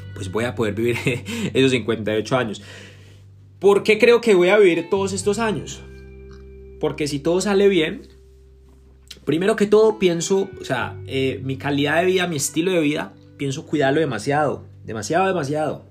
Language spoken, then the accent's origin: Spanish; Colombia; en mi país natal, en Colombia